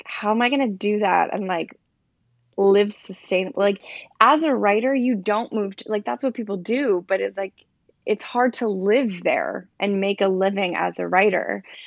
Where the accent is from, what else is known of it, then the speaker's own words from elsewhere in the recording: New Jersey, United States; moved away as an adult; now in Brooklyn, New York, United States; born and raised in New Jersey, South Jersey, like, closer to Philly